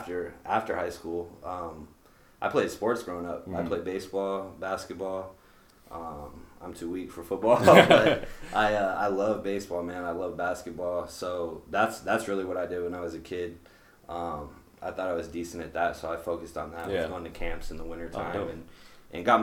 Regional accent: Des Moines, Iowa, United States; South side of Des Moines. Born and raised here

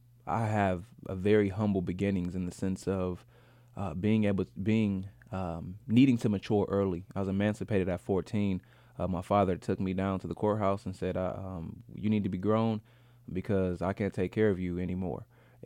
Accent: Grand Rapids, Michigan, United States; I'm originally from Grand Rapids, Michigan, and I've featured in my hometown like 3 times.

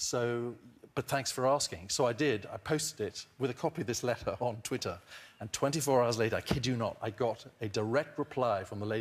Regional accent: Eswatini; when I was growing up in Swaziland, which is the smallest country in the Southern Hemisphere

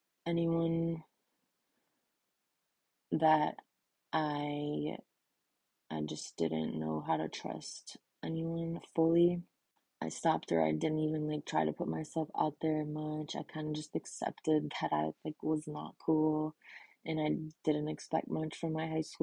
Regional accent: Illinois, United States; moved away as an adult; also born or lived in Texas; Growing up in America with a super weird name as a girl, an immigrant family

